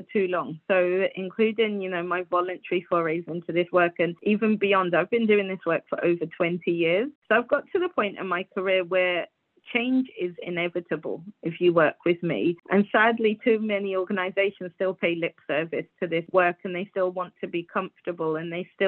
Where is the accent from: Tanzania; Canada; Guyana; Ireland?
Guyana; moved away; I was born in Guyana, so that's a country of America. And it's a super patriarchal society